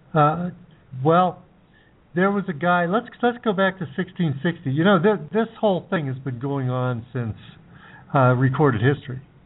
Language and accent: English; United States; When I was growing up in the United States